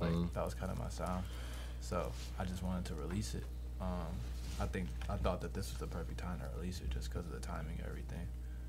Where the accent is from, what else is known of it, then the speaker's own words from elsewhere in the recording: Southfield, Michigan, United States; So I'm originally from Southfield, Michigan.